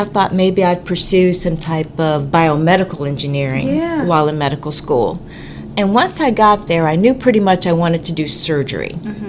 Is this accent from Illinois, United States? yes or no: no; Beaumont, Texas, United States; Well, I grew up here in Beaumont.